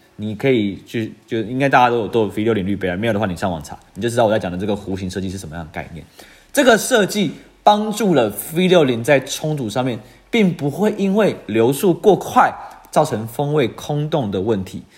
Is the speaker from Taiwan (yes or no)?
yes; Taiwan; 我们台湾人都会叫它Fix Sixty